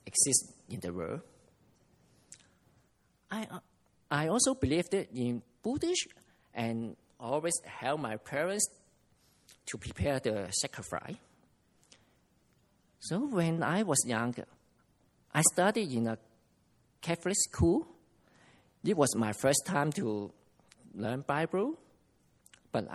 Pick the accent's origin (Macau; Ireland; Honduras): Macau; I come from Macau